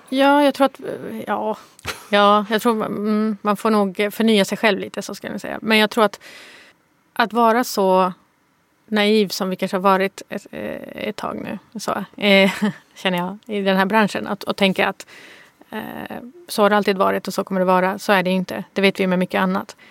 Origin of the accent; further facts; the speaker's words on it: Malmö, Skåne, Sweden; Jag kommer från Rosengård i Malmö